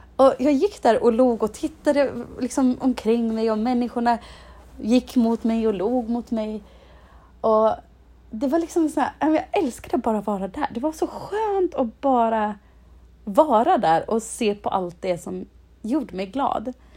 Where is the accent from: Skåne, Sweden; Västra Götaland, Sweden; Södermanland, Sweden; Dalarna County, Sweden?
Dalarna County, Sweden; Insjön; moved away; i byn där jag kommer ifrån i Dalarna, i Insjön